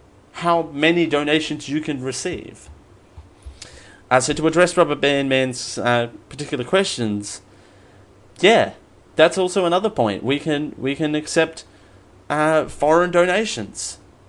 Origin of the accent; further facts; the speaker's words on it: Australia; I mean, I'm born and bred in Australia, and I'm quite proud to be in Australia